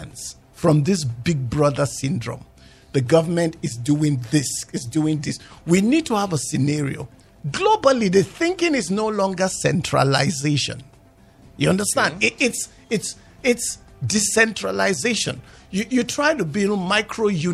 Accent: Nigeria; I'm a Nigerian.

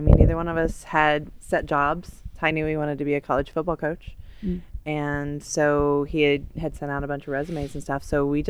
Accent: Uniontown, Kansas, United States; moved away as an adult; also born or lived in Grinnell, Iowa; now in Lead, United States; My hometown would have been Uniontown, Kansas, and I graduated in 1993

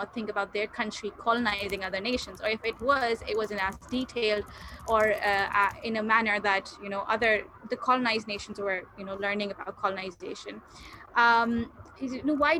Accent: Pakistan; I'm from Pakistan

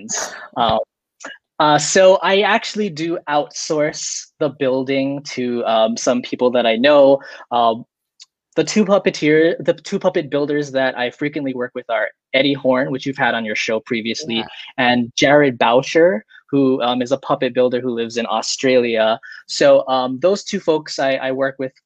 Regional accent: Hawaii, United States; I'm from Hawaii

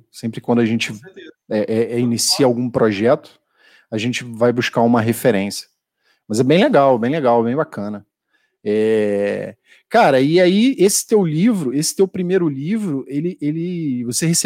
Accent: Rio de Janeiro, Brazil; now in São Paulo, Brazil; Eu sou carioca, cara, calorento.

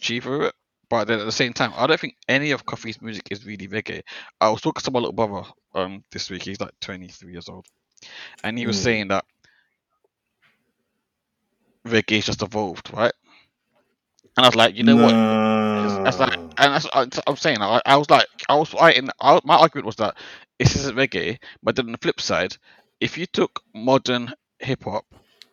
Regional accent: London, United Kingdom; I'm from South London

